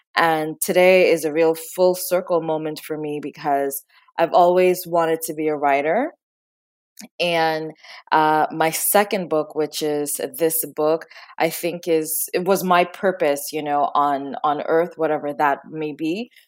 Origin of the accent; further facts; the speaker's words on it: Trinidad & Tobago; Growing up, I was born in Trinidad and Tobago